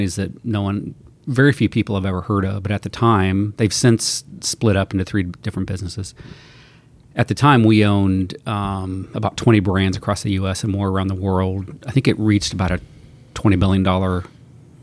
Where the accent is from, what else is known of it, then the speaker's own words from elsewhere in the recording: Western Ohio near Dayton, United States; moved away as an adult; also born or lived in Aspen, Colorado / Columbus, Ohio; now in Seattle, United States; I grew up in Western Ohio near Dayton